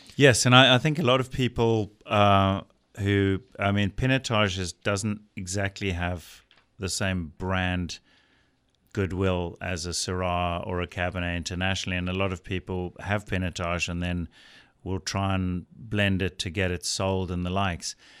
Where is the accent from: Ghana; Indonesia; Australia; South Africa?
South Africa; as a South African producer